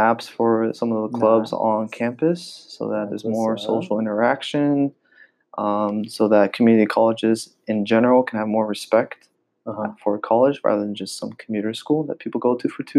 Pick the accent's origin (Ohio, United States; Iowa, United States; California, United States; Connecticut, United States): California, United States; Alameda; So my hometown is Oakland, specifically Alameda, and not a lot of people know what that is. But it's a tiny little island on the east side of Oakland.